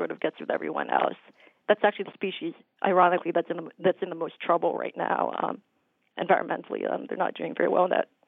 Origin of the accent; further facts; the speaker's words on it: Minnesota, United States; now in New Hampshire, United States; I grew up in Minnesota, and we'd go to the state fair every year